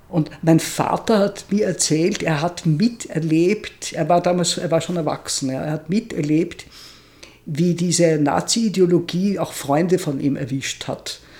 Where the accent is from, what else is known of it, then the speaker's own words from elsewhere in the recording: Vienna, Austria; ich bin ja in Wien aufgewachsen und fand diese Stadt als Kind nur deprimierend. Und jetzt finde ich Wien unglaublich toll.